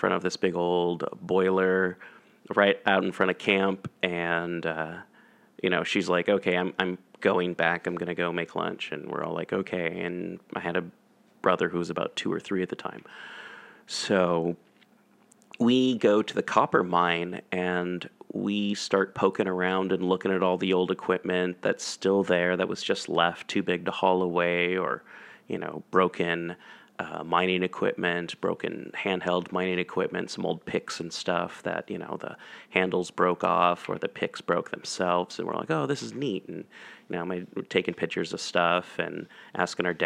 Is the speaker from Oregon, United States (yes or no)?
yes; Portland, Oregon, United States; also born or lived in Vancouver, Washington; I grew up in Portland, Oregon, Vancouver, Washington